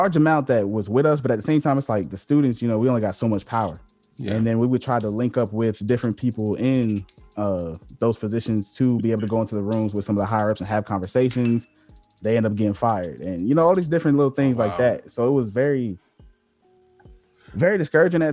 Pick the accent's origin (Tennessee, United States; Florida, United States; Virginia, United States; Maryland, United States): Virginia, United States; Virginia Beach; moved away as an adult; I came from Virginia Beach